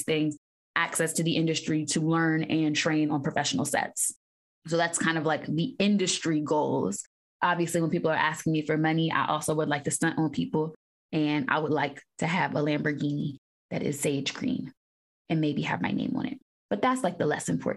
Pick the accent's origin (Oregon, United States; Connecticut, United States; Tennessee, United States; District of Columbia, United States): District of Columbia, United States; Washington; originally from Washington, D.C., born and raised, second generation D.C., actually